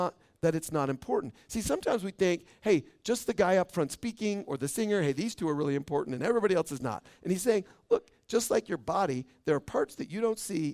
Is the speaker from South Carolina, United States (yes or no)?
no; Boise, Idaho, United States; now in Caldwell, United States; I was born in Boise